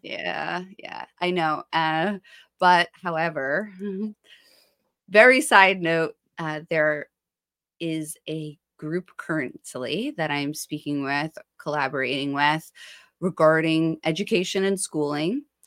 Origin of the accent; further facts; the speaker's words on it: Ocean Township, New Jersey, United States; also born or lived in Haledon/Paterson area, New Jersey; I grew up in Ocean Township